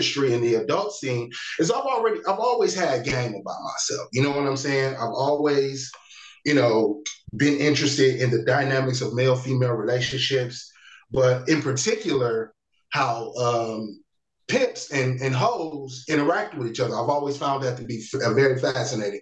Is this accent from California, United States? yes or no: no; Milwaukee, Wisconsin, United States; now in Las Vegas, United States; I hail from Milwaukee, Wisconsin. I currently live in Las Vegas, Nevada